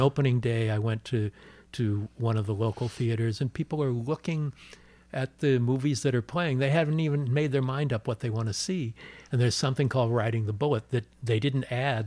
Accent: Los Angeles, California, United States; I'm born and raised in Los Angeles

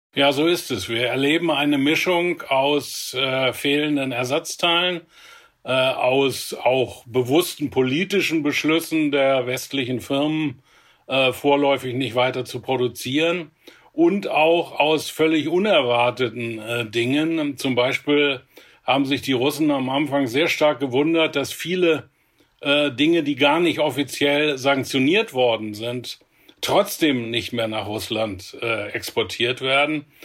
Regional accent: Germany; hier bei uns in Deutschland

